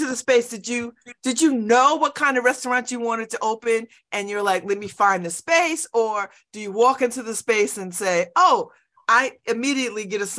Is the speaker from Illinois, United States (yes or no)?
no; New Haven, Connecticut, United States; I'm from New Haven, so I know the history of this place.